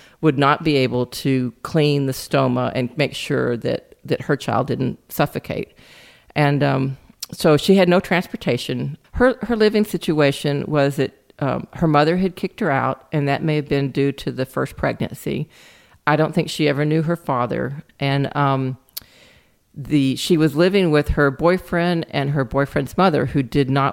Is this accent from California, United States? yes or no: no; Lubbock, Texas, United States; now in Austin, United States; I'm originally from Lubbock, Texas, which is up in the Panhandle